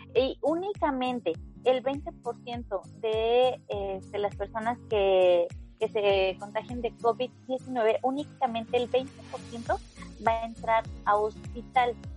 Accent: Mexico; lo digo eh, como mexicana

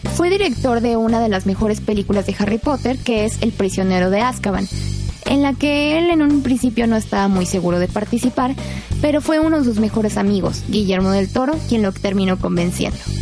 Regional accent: Mexico; nosotros como mexicanos

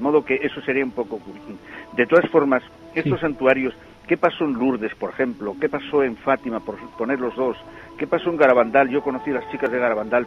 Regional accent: Pola de Somiedo, Asturias, Spain; yo soy de Somiedo, de Pola de Somiedo

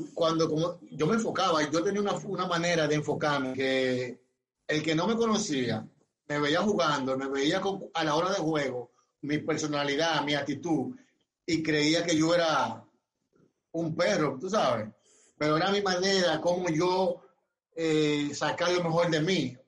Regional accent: Barahona, Dominican Republic; yo soy de Barahona

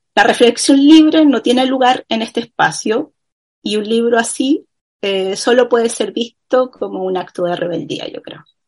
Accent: Chile; como chilenos que somos

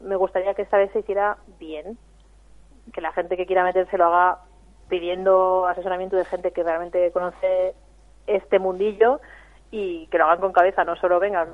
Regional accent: Catalonia, Spain; now in Vitoria, Spain; yo soy catalana

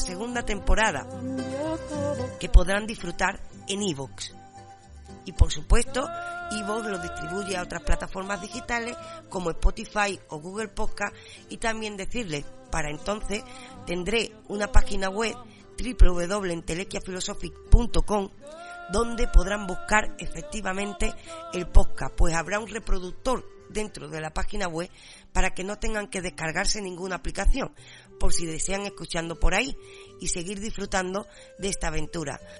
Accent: San Fernando, Andalusia, Spain; Yo, por supuesto, soy gaditana, por supuesto también cañailla, por supuesto andaluza

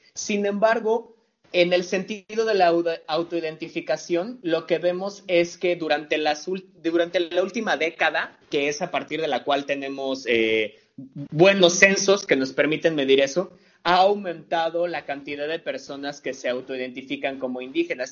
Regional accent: Mexico City, Mexico; de donde yo soy, de la Ciudad de México

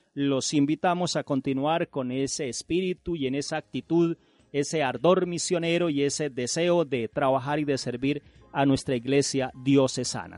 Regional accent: Colombia; todos somos colombianos y nuestra iglesia colombiana

